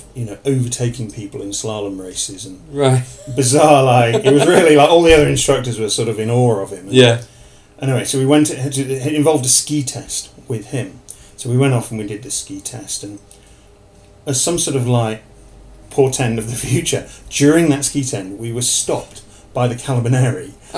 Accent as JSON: {"language": "English", "town": "Sheffield", "region": "Yorkshire and the Humber", "country": "United Kingdom", "moved": "yes", "lives_now": "Verbier, Switzerland", "said": "I come from Sheffield, and Sheffield was a big industrial city"}